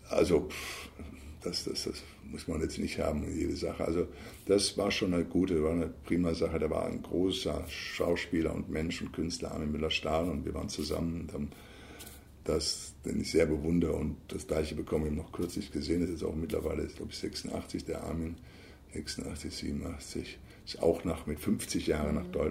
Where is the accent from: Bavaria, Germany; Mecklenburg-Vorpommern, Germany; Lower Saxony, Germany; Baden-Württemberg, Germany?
Bavaria, Germany; ich komme ja aus Bayern.